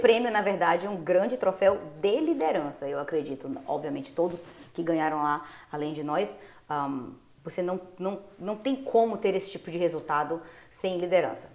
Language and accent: Portuguese; Ilhéus, Bahia, Brazil; also born or lived in Belém, Pará; now in United States; Eu sou de Ilhéus, na Bahia, interior da Bahia